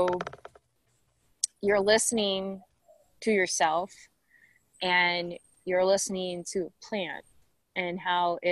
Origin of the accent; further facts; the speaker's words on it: Bastrop, Texas, United States; also born or lived in Austin, Texas / Milwaukee, Wisconsin; I was born in Bastrop, Texas. Pretty much have spent my whole life, I would say, this is it, in the greater Austin area, between Austin and Bastrop